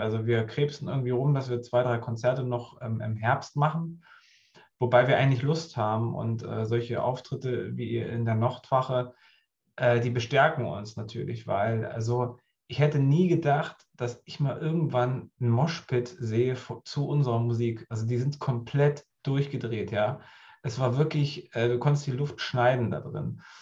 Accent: Goldene Aue, southern Harz, Thuringia, Germany; moved away as an adult; now in Hamburg, Germany; da, wo ich herkomme, im Südharz, Goldene Aue heißt das, das ist so zwischen Göttingen und, und, und Halle an der Saale, so die Ecke. Ähm, da bin ich groß geworden

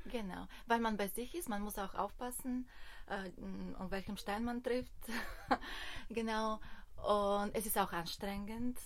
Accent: Bulgaria; German is a second language; moved away as an adult; also born or lived in Germany; now in Berlin, Germany; Ich komme aus Bulgarien, also ich bin in Bulgarien geboren

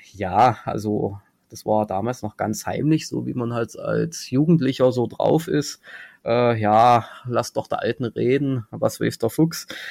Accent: Halle, Saxony-Anhalt, Germany; ich komme aus Halle

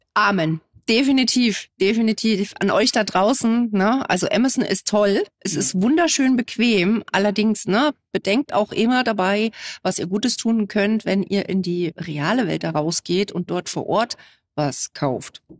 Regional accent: Gera, Thuringia, Germany; ich komme aus Gera

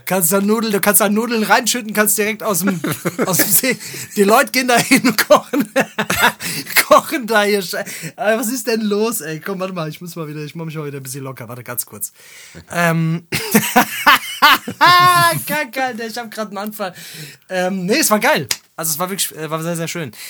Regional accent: Germany; als Deutscher

